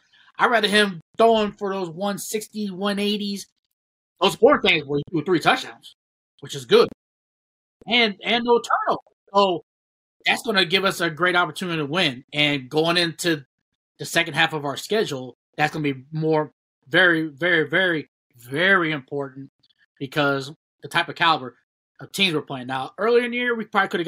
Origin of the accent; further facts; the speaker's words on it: Ohio, United States; we're all from Ohio